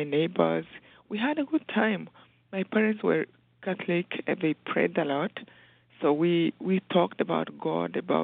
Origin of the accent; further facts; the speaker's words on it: Mataba, Rwanda; moved away; I grew up in Rwanda in a small village called Mataba, around a lake